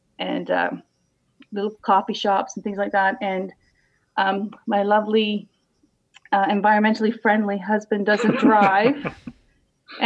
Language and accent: English; Ontario, Canada; moved away as an adult; also born or lived in United Kingdom; I'm Canadian. I was born and raised here